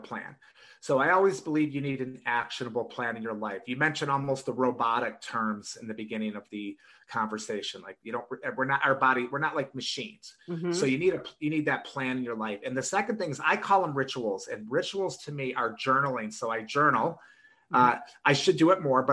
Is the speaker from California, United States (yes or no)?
no; Detroit, Michigan, United States; I grew up in Michigan, in Detroit